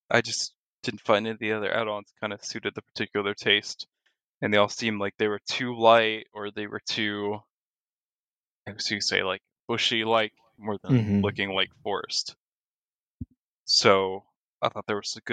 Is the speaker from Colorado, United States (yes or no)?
no; Florida, United States; my home state of Florida